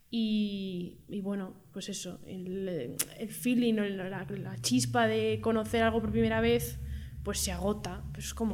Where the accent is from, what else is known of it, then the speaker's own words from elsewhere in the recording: Madrid, Community of Madrid, Spain; aquí las dos somos madrileñas.